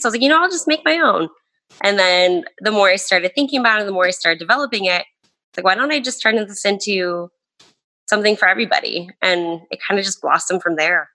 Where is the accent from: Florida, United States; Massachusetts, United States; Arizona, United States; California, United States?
Arizona, United States; Tucson; I was born and raised in Tucson, Arizona.